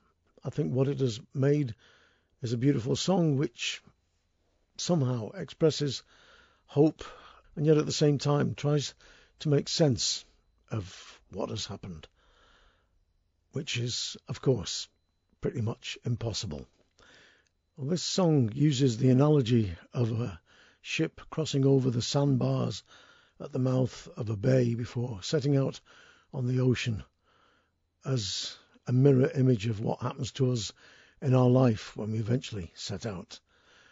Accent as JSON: {"language": "English", "town": "Manchester", "region": "North West England", "country": "United Kingdom", "tie": "born or raised there", "moved": "yes", "said": "I was born in Manchester, I was brought up there. It's my city, and I still have a small place there that I go back to every week."}